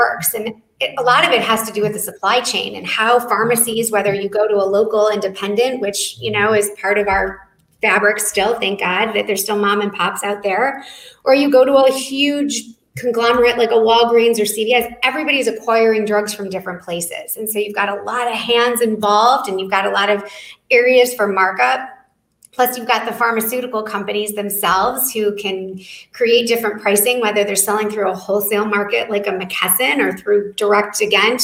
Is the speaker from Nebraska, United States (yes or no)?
no; Detroit, Michigan, United States; my hometown in Detroit.